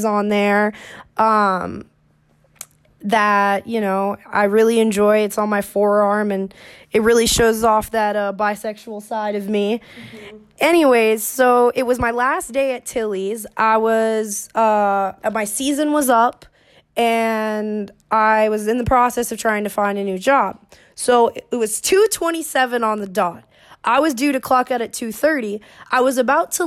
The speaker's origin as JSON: {"language": "English", "town": "Orlando", "region": "Florida", "country": "United States", "tie": "born or raised there", "said": "I was born and raised in Orlando, Florida"}